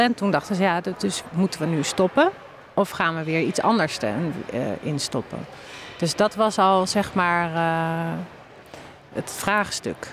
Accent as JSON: {"language": "Dutch", "town": "Bunnik", "region": "Utrecht", "country": "Netherlands", "said": "ik kom uit Bunnik"}